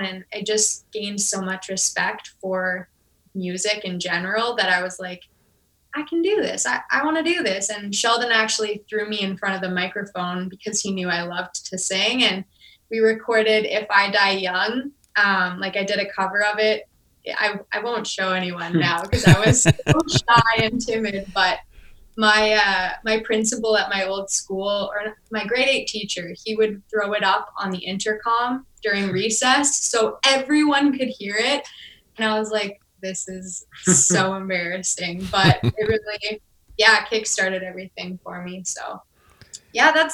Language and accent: English; Edmonton, Alberta, Canada; also born or lived in Vermilion, Alberta; we had moved to Edmonton when I was 7. So Edmonton's pretty much home